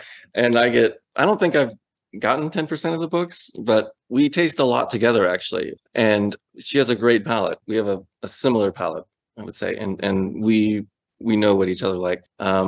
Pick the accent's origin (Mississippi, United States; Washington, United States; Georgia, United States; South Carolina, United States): Georgia, United States; Atlanta; And it was like, actually, we're from Atlanta.